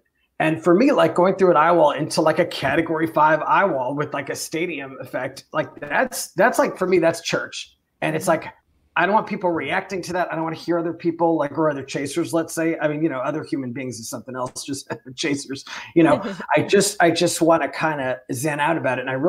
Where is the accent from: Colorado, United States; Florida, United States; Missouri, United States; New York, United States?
New York, United States; Long Island; I grew up on Long Island